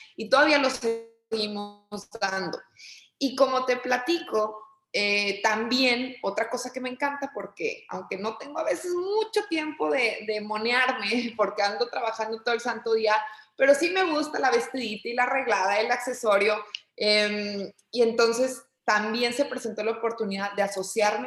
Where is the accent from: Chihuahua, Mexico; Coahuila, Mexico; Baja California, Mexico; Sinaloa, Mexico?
Coahuila, Mexico; Torreón; moved away as an adult; also born or lived in Monterrey; yo soy originaria de Torreón, Coahuila, eh, digamos que allí estudié primaria, secundaria, eh, preparatoria